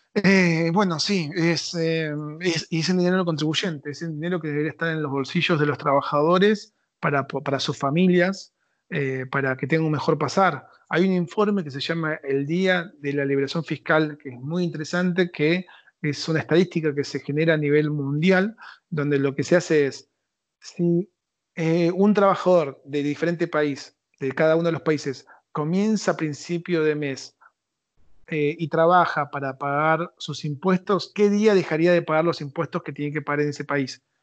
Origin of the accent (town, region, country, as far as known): Argentina